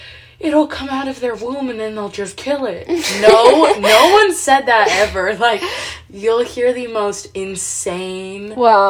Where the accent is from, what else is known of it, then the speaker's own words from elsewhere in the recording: California, United States; now in Georgia, United States; where are you from? And I'm like, California.